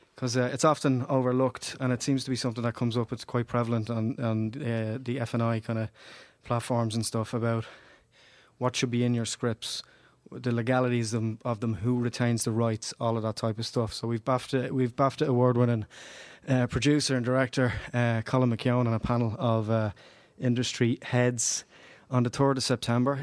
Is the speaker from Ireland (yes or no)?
yes; Dublin, Leinster, Ireland; I grew up in Ballymun